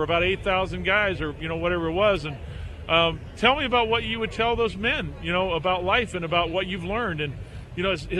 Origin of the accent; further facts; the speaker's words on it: Southern California, United States; I grew up in Southern California